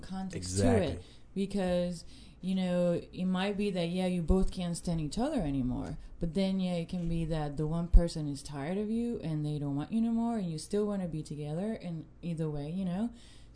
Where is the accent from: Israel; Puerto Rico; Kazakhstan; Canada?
Puerto Rico; I'm from Puerto Rico